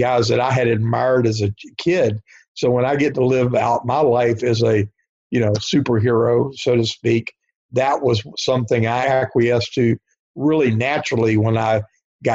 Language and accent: English; Norfolk, Virginia, United States; my hometown of Norfolk, Virginia